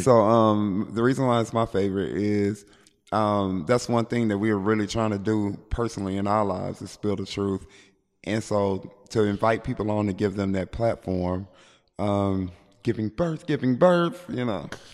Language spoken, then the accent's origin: English; Shreveport, Louisiana, United States; I'm from Shreveport, Louisiana